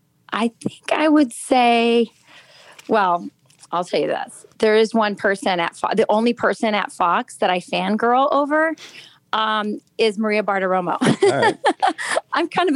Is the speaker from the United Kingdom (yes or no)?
yes; Lakenheath, East of England, United Kingdom; born there; I was born in Laken Heath, England. I'm an Air Force brat.